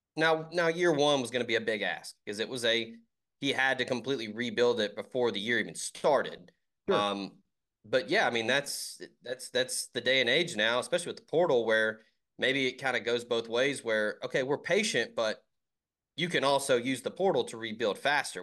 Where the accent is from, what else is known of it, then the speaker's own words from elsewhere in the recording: Memphis, Tennessee, United States; I'm originally from Memphis and went to Ole Miss